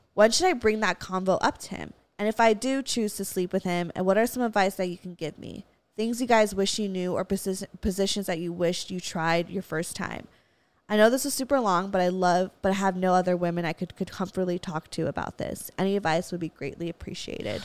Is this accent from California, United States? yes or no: yes; Valencia, California, United States; I grew up in Valencia. We have hella Walmarts